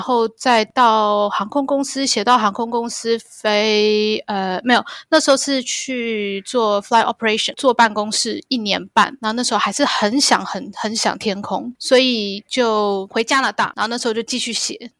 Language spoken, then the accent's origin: Chinese; Taiwan; now in Hong Kong; 忘了说婷婷跟我都是台湾人。对，我们，我在台湾长大的